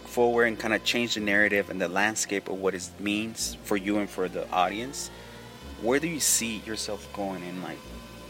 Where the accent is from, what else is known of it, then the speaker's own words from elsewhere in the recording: Oakland, California, United States; growing up in Oakland